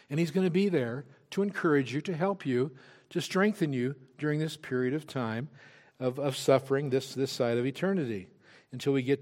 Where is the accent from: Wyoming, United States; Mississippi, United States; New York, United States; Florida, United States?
Wyoming, United States; I'm from Wyoming. I know what it means to cowboy my way through a problem.